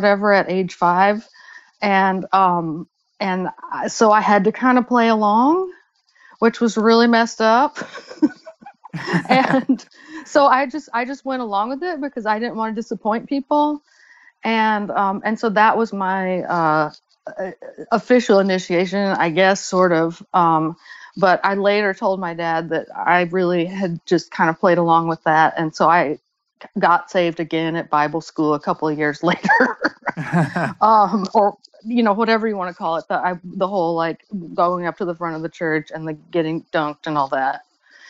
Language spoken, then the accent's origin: English; Arkansas, United States; also born or lived in Bentonville, Arkansas; I was born in Bentonville, Arkansas